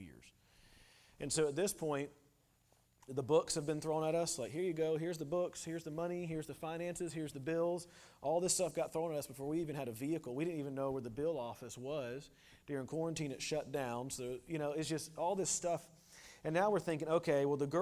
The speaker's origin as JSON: {"language": "English", "country": "United States", "moved": "yes", "said": "I'm an American"}